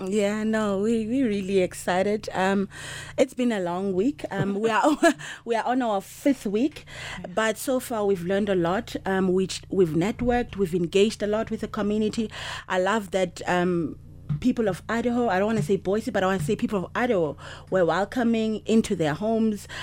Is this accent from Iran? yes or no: no; South Africa; I'm from South Africa.